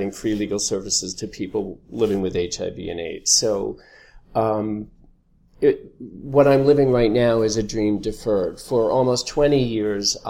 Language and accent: English; Long Island, New York, United States; we grew up on Long Island, not far from Broadway